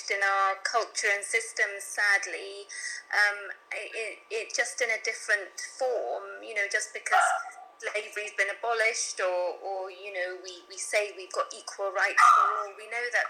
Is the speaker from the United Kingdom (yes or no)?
yes; London, United Kingdom; moved away as an adult; now in Hampshire, United Kingdom; my growing up in London